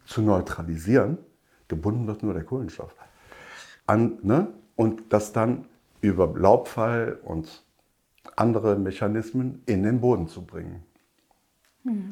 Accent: Rhineland, Germany; bei uns im Rheinland

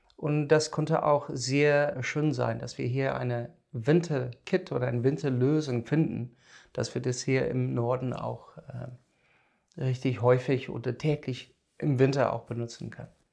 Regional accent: South Africa; German is a second language; moved away as an adult; now in Germany; komme ich aus dem Ausland ich bin in Südafrika geboren und da aufgewachsen, studiert

